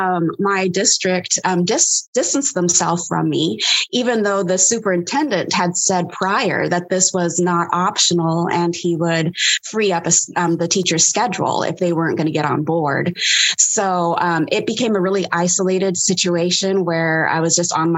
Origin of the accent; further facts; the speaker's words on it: the Bay Area, California, United States; now in Portland, United States; I am currently living in Portland, Oregon, which is a horror movie within itself. But I'm actually from the Bay Area.